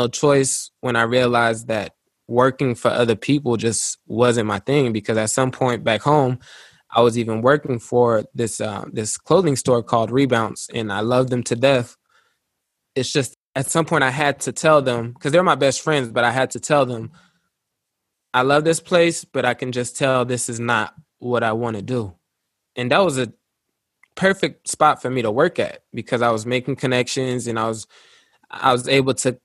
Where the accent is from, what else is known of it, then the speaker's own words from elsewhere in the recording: Luxembourg; moved away as an adult; also born or lived in Little Rock, Arkansas, United States; When I was five, I moved out there, and I was born in Little Rock, Arkansas, and then we moved to Luxembourg